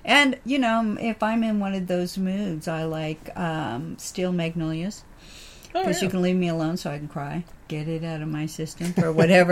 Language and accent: English; Richmond, California, United States; also born or lived in Sacramento area, California / Maryland / Redlands, California; I grew up in Richmond, California, San Francisco Bay Area